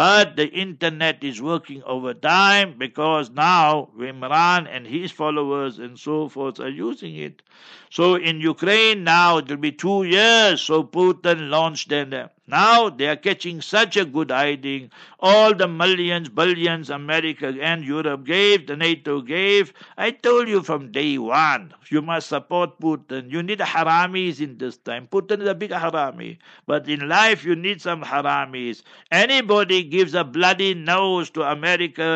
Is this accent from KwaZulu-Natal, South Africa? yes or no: no; Heidelberg, Gauteng, South Africa; moved away; I will be in Heidelberg by that time, inshallah, my hometown where I was born and bred